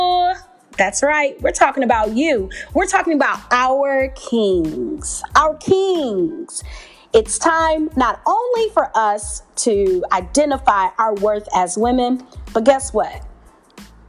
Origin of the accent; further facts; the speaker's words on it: Detroit, Michigan, United States; Detroit, my hometown